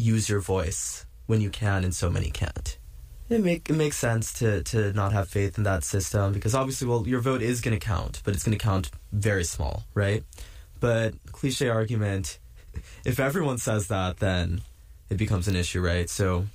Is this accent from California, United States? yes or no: yes; just south of San Francisco, California, United States; now in New York, United States; I'm from just south of San Francisco